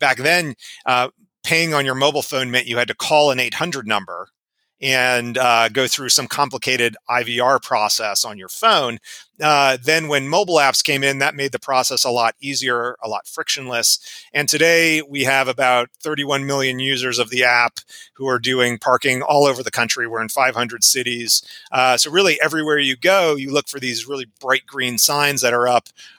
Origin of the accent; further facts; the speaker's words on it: Cherry Hill, New Jersey, United States; But always I tell someone I'm from Philadelphia and they said, oh, Philly, what part? And I have to say, well, Southern New Jersey.